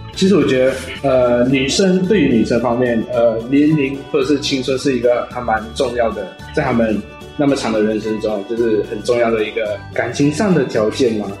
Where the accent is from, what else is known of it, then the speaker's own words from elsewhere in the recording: Malacca City, Malacca, Malaysia; 也是马来西亚一个叫做马六甲的地方